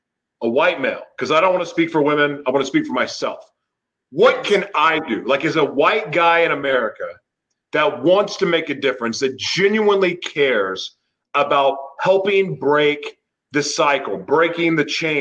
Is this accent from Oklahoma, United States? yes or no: yes; Oklahoma, United States; I grew up in Oklahoma, went to high school